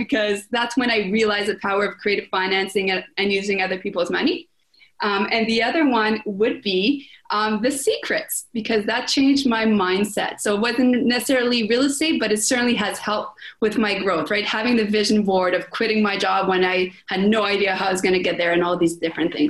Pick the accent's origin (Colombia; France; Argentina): France; accent: French; English is a second language; I was very self-conscious about, I'm French, my French accent, right?